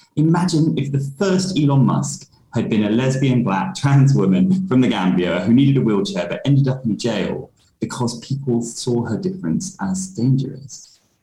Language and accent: English; London, United Kingdom; I was born in London uh, yep. in 1985